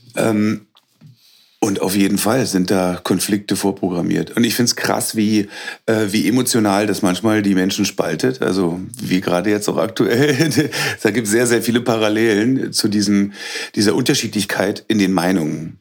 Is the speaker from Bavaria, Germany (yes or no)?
no; Berlin, Germany; moved away as an adult; also born or lived in Hagelberg, Fläming, Brandenburg; now in Fläming, Germany; Gebürtig komme ich aus Berlin